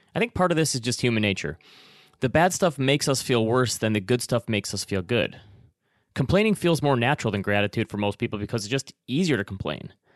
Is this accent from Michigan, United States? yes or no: yes; Traverse City, Michigan, United States; moved away; my hometown of Traverse City, Michigan